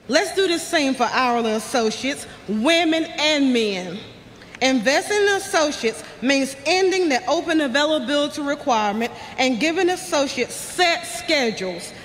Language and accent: English; Bayview, North Carolina, United States; I'm from Bayview, North Carolina, deep in the South